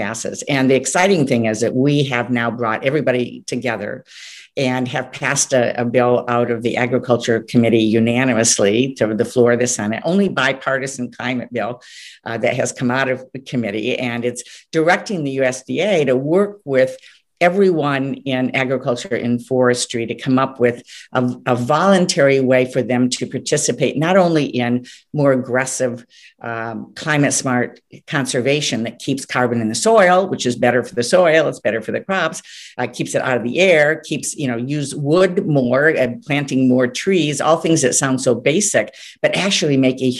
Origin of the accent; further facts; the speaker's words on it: Clare, Michigan, United States; all those small towns in Michigan, like where I grew up in Clare